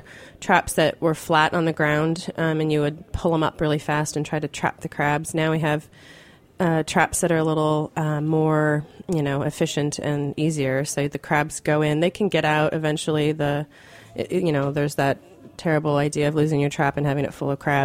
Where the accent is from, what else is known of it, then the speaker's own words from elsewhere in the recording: Woodinville, Washington, United States; I grew up in Woodinville, which is the east side of what we call the east side of Seattle